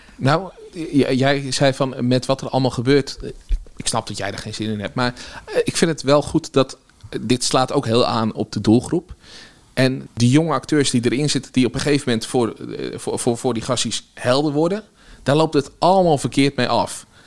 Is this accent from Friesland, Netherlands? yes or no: no; Nieuwegein, Utrecht, Netherlands; also born or lived in Kanaleneiland, Utrecht; opgegroeid in Nieuwegein en daarna heb ik in Kanaleiland op school gezeten